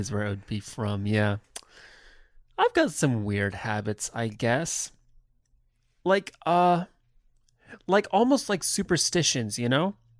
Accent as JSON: {"language": "English", "country": "United States", "also_born_or_lived": "California / Indiana", "said": "we're from California and Indiana, so that's how we talk. This is our, this is our dialect."}